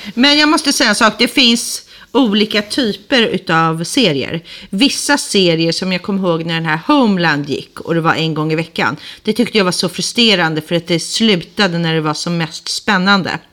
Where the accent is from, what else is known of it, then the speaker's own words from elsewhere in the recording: Sweden; moved away as an adult; also born or lived in England; now in London, United Kingdom; Jag är ju svensk